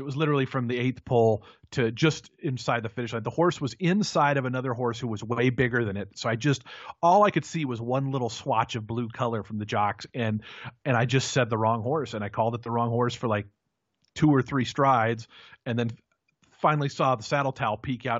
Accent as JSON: {"language": "English", "town": "Seattle", "region": "Washington", "country": "United States", "tie": "born or raised there", "said": "I grew up outside of Seattle, Washington"}